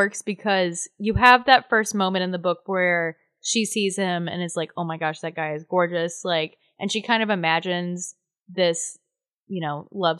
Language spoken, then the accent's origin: English; Texas, United States; we're Texans.